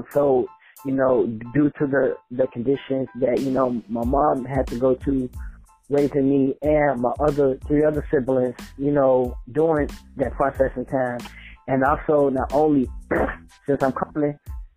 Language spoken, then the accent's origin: English; Gary, Indiana, United States; also born or lived in Chicago, Illinois; Originally I'm from Gary, Indiana, but my birthplace is Chicago, Illinois, but I'm from Gary, Indiana, the 219